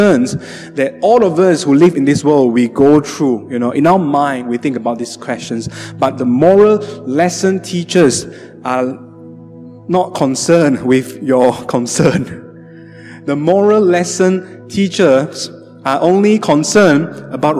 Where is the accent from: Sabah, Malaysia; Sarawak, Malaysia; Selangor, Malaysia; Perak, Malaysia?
Sarawak, Malaysia; Sibu; moved away; also born or lived in Johor Bahru; My hometown, Cebu.